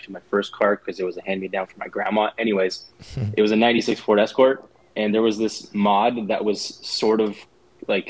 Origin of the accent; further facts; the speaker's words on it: Poland; moved away; I grew up in Poland. I was very, very young